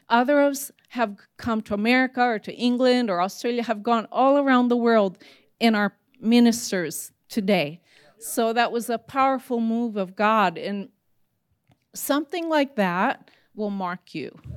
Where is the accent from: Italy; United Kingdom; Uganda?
Italy; As, as Pastor Rusty shared, I grew up in Italy with my parents being missionaries.